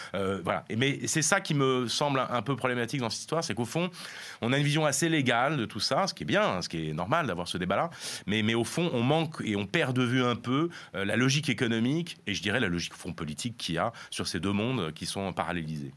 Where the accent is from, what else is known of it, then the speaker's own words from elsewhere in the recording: France; nous en France